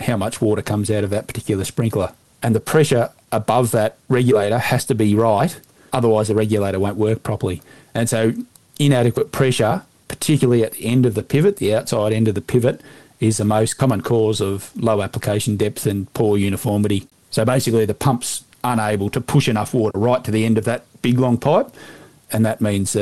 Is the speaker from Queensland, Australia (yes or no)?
no; north of Balranald, southwest New South Wales, Australia; now in Victoria, Australia; I grew up in southwest New South Wales, north of Balranald, on a sheep station.